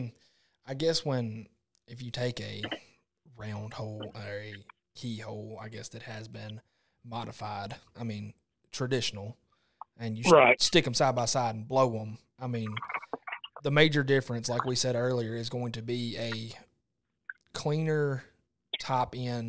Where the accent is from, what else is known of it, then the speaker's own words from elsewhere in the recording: Mississippi, United States; now in Arkansas, United States; I came from Mississippi, and now 99% Arkansas, and I've always blown a cut down.